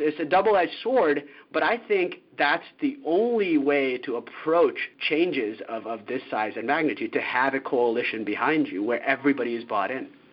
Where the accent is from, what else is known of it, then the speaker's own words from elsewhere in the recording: United States; moved away as an adult; as an American moving abroad